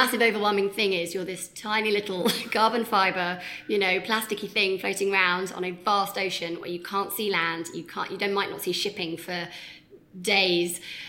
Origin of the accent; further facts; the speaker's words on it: London, United Kingdom; I am a Londoner. It's where I was born. It's where I've grown up.